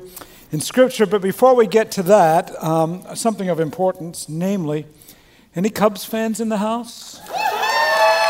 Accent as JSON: {"language": "English", "country": "Australia", "tie": "born or raised there", "moved": "yes", "said": "I was born and raised in Australia"}